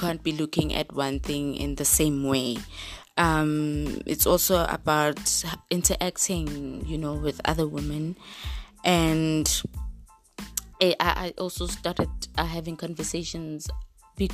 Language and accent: English; Springs, Gauteng, South Africa; I was raised in Springs